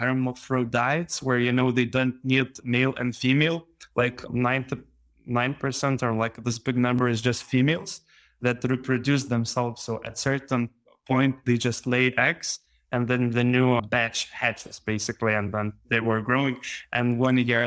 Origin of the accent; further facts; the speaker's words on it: Panevėžys, Panevėžys County, Lithuania; I'm from Lithuania, and I was living in this northern town of Panevėžys.